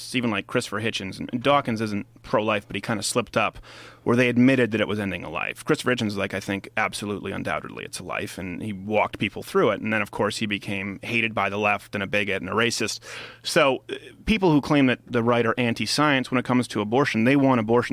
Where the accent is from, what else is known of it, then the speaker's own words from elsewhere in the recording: Montreal, Quebec, Canada; growing up in Montreal like I did